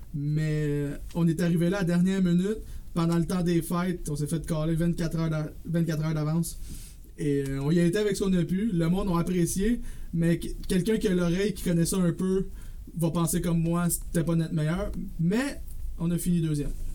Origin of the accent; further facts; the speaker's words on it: Drummondville, Quebec, Canada; also born or lived in Saint-Jean-sur-Richelieu; Moi, je suis un gars original de Drummondville qui a vécu aussi 6 ans, pardon, à Saint-Jean-sur-Richelieu. Euh, je suis revenu à Drummondville quand j'ai eu 18 ans